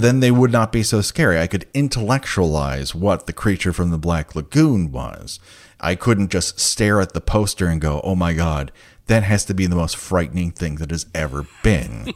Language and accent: English; Glendale, United States; I grew up in Glendale